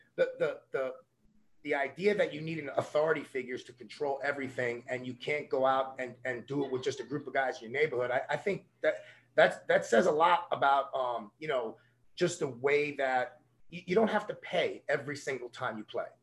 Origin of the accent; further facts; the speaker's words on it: New York City, New York, United States; I'm from a little neighborhood called Coney Island in, in Brooklyn, New York.